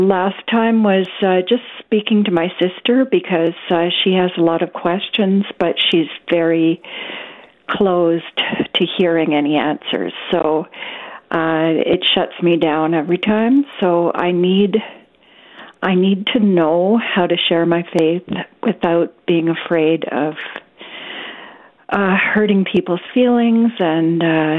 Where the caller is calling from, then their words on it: British Columbia, Canada; I'm calling from British Columbia, Canada.